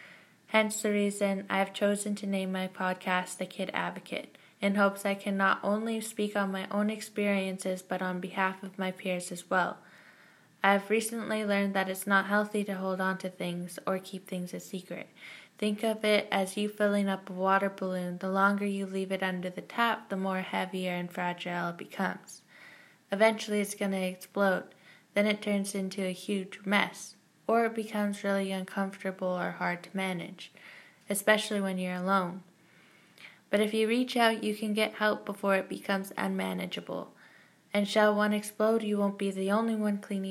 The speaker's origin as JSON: {"language": "English", "town": "Victoria", "region": "British Columbia", "country": "Canada", "tie": "born or raised there", "said": "I am born and raised in Victoria, BC, but my family comes from Mahouset, Nanaimo, and Terrace, BC."}